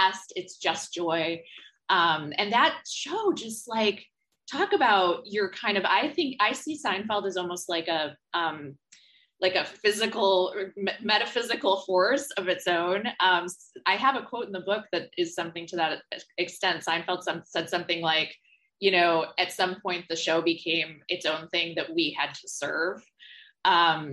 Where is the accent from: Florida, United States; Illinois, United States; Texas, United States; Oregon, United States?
Illinois, United States; Homer Glen; moved away as an adult; also born or lived in West Coast; now in New York City, United States; the suburbs of Chicago, Homer Glen, et cetera, where we're from